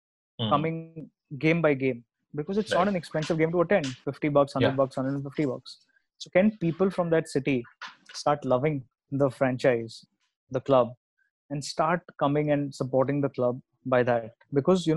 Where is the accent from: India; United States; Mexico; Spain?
India; Out here, as the Indian society